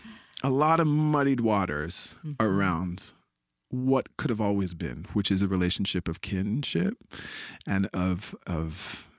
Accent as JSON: {"language": "English", "country": "Canada", "lives_now": "Montreal, Canada", "said": "I come from the Wolastoqiyik, the people of the beautiful river. Now I reside in Jojage in Montreal"}